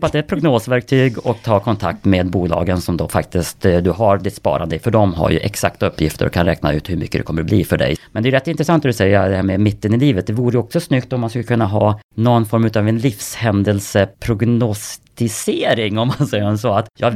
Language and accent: Swedish; Kramfors, Västernorrland County, Sweden; Kramfors där jag kommer ifrån